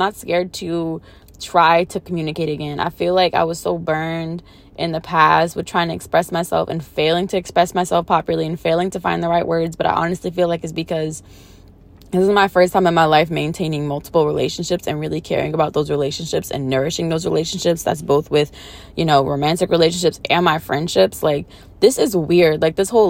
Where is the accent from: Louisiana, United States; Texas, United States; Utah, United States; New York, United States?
Louisiana, United States; New Orleans; I'm from New Orleans